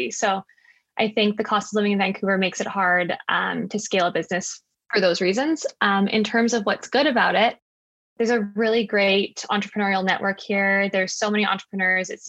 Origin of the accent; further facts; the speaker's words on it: South Africa; born there; Yeah, so I was born in South Africa. Um, I kind of moved back and forth between here and South Africa growing up. Um, both my parents are South African, but my mom was born in Canada.